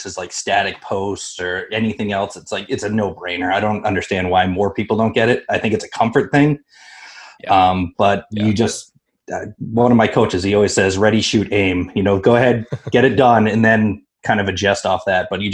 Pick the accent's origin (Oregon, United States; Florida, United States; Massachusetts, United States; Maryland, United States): Massachusetts, United States; Sandwich; I grew up in Sandwich, was in the military for 8 years.